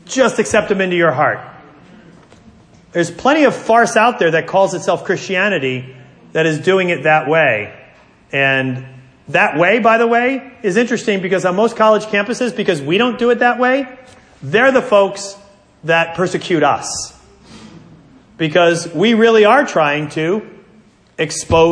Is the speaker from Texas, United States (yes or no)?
no; New Jersey, United States; I'm from New Jersey